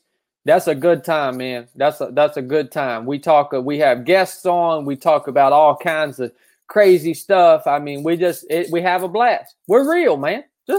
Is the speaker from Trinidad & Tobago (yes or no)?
no; Appalachia, United States; I grew up in the Appalachian Mountains.